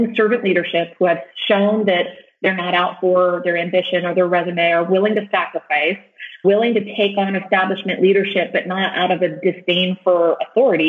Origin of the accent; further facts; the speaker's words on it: rural Texas, United States; I grew up in rural Texas, and then I joined the military.